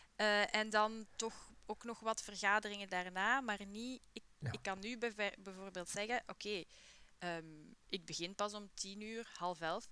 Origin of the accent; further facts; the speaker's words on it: Buken, Flanders, Belgium; opgegroeid in Buke City